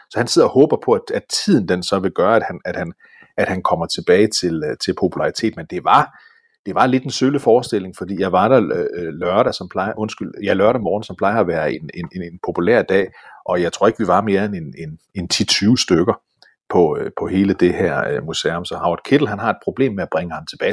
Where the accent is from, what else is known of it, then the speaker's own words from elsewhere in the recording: Denmark; jeg er dansker